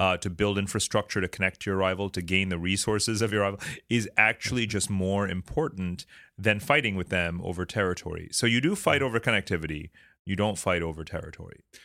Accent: New York City, New York, United States; I'm from New York City

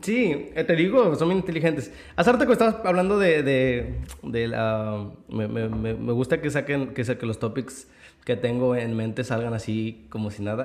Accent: Mexico; moved away; como mexicano

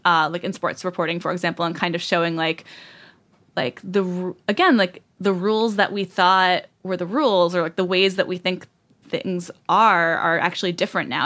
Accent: Southern Rhode Island, United States; in Southern Rhode Island, which is the backwater that I'm

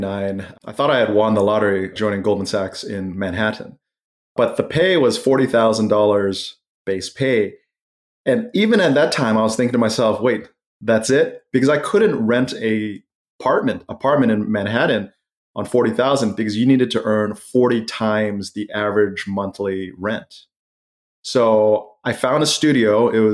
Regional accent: Malaysia; I had a lot of friends growing up in Malaysia, where I went to middle school

